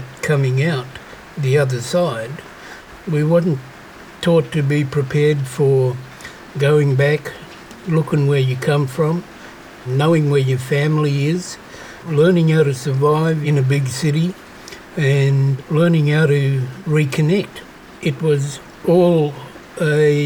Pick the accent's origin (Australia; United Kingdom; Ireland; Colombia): Australia; Noongar country, Western Australia; I was born in Noongar, which is Goreng country, and I also have connection to Menang country and Wadjuri country.